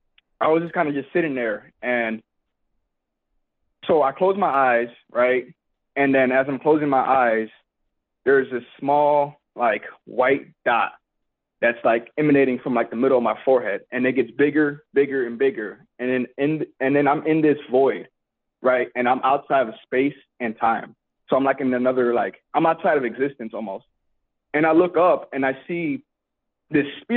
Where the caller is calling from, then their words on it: Alaska, United States; I'm calling in from Alaska